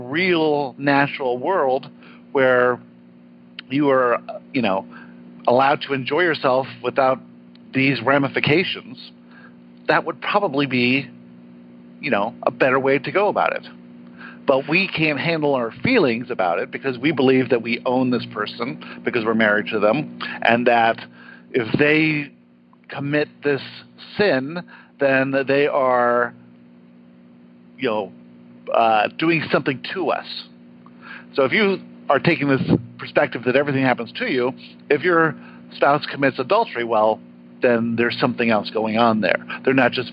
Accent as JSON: {"language": "English", "town": "San Diego", "region": "California", "country": "United States", "tie": "born or raised there", "also_born_or_lived": "South Africa"}